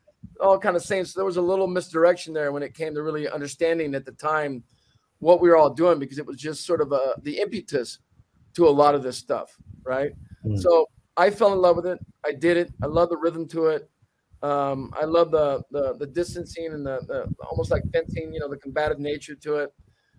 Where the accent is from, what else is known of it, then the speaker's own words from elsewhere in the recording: Dallas, Texas, United States; originally I'm from Dallas, Texas.